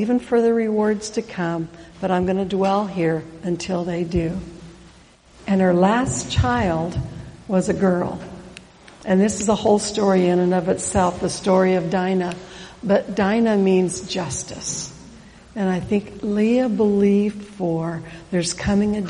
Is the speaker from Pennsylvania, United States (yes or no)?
no; Oregon, United States; I'm from Oregon